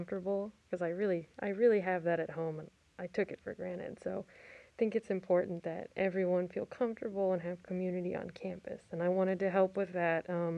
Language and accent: English; Texas, United States; moved away as an adult; now in Maryland, United States; I'm from Texas, which is a predominantly Mexican in terms of like Latinx people.